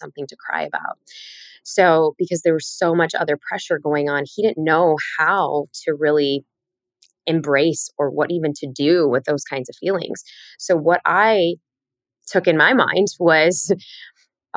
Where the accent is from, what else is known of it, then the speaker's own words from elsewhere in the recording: Chicago, Illinois, United States; I grew up in Chicago